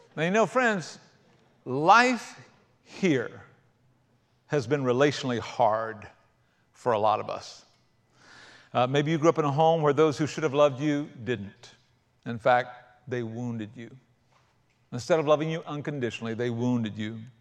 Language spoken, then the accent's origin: English; South Carolina, United States; I grew up in South Carolina rather than the outback of Australia.